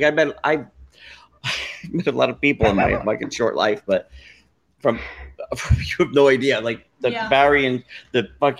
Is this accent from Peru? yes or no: no; Brazil; I'm from Brazil.